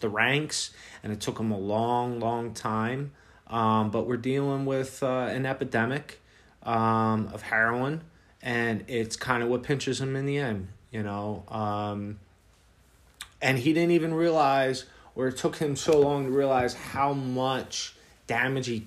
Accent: Philadelphia, Pennsylvania, United States; growing up in Philly, not far from, you know, from Baltimore

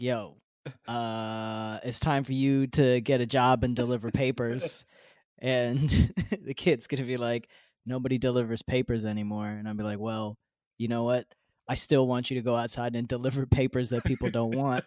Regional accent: United States; I am an American. I live in America

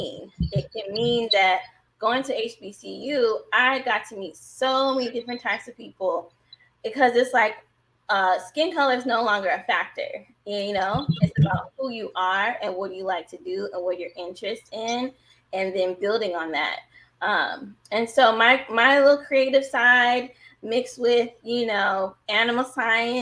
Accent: Vallejo, California, United States; also born or lived in San Francisco, California; I'm born in San Francisco, raised in Vallejo, California. So I'm from the Bay Area

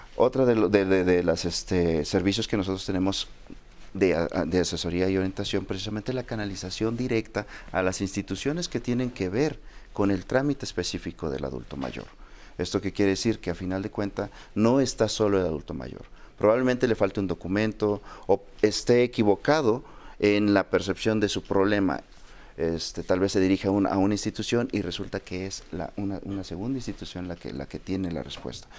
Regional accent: Mexico; nuestra identidad como mexicanos

